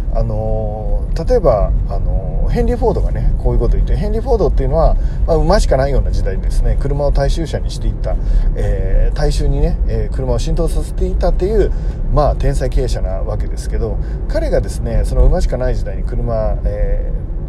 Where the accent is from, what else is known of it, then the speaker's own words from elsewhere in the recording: Tokyo, Japan; 大泉学園っていうとこなんですけど僕の出身